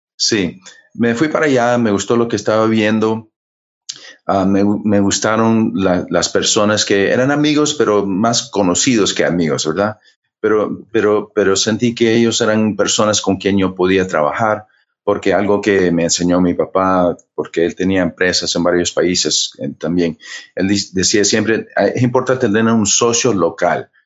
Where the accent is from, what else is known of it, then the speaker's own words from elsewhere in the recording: Honduras; moved away; also born or lived in United States / Cuba / Florida; yo, nací en los Estados Unidos, pero mi papá era cubano, mi mamá hondureña, y nos criaron en Honduras, un poco tiempo en Cuba